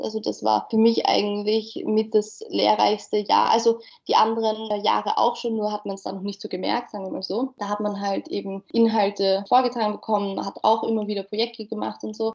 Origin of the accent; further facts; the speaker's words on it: Mödling, Lower Austria, Austria; also born or lived in Wieselburg; ich bin aus Mödling, also auch näher Wien